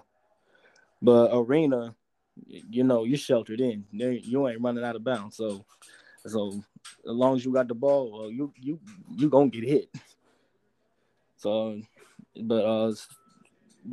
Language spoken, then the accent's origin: English; Ohio, United States; now in Spartanburg, United States; I'm originally from Ohio. That's where I'm at now. You know, visit a family. But currently I live in Spartanburg, South Carolina